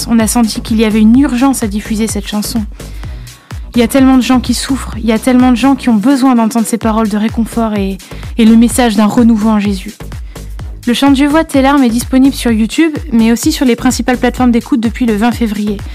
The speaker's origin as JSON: {"language": "French", "region": "Brittany", "country": "France", "said": "du groupe … On vient de France et plus précisément de Bretagne."}